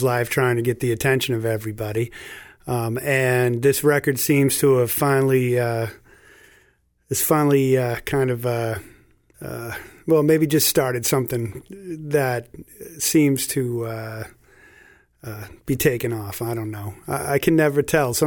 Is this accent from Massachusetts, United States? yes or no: yes; South Shore, Massachusetts, United States; also born or lived in Jupiter, Florida; We grew up around here after my parents split up, mom got us and brought us back up here